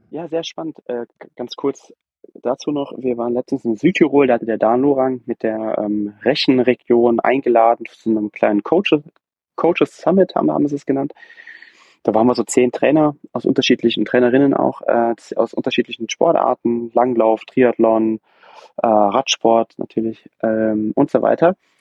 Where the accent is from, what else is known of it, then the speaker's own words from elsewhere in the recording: Brühl, North Rhine-Westphalia, Germany; ich komme ja aus dem Brühl, aus der Nähe von Köln